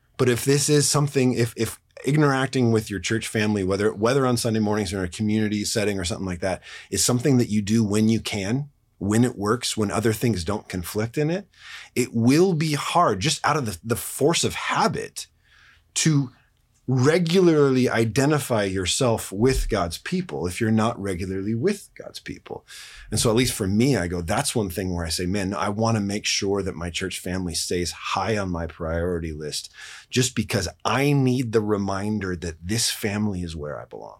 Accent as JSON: {"language": "English", "country": "United States", "said": "we as American Christians"}